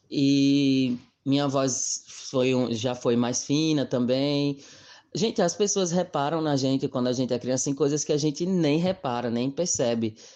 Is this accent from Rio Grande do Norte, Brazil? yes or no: yes; Mossoró, Rio Grande do Norte, Brazil; tenho 26 anos de idade, sou aqui da cidade de Mossoró.